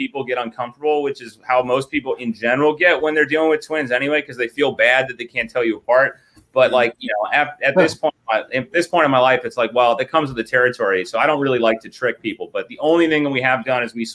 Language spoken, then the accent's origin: English; Minnesota, United States; we grew up in Minnesota